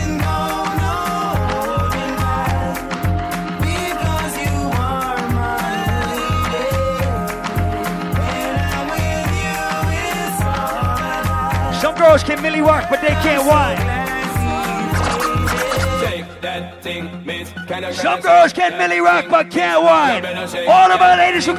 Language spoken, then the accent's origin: English; United States; I am from America.